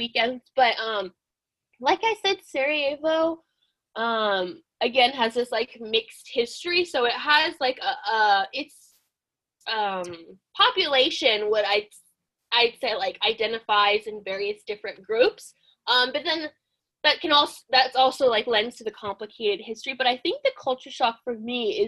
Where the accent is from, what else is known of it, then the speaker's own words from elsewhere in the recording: Southern California, United States; growing up in Southern California